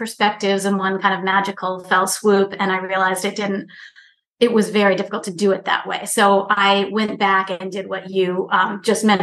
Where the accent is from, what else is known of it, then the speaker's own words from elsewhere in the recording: Virginia, United States; also born or lived in Dallas, Texas; I'm from the South, but I'm from Virginia, actually, which is a different part of the South.